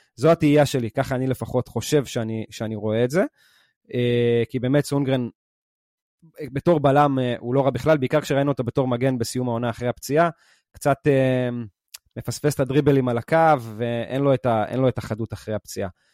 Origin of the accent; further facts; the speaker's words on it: Israel; אנחנו הישראלים